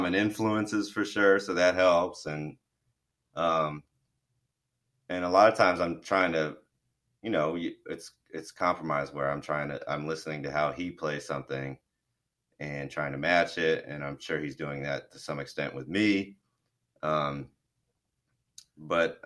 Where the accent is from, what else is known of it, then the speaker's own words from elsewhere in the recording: Florida, United States; I am from Florida and grew up on boats and fishing and stuff